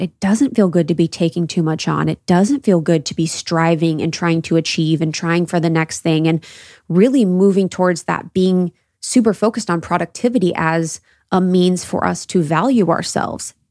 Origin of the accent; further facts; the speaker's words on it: Midwest, United States; my experience of growing up in the Midwest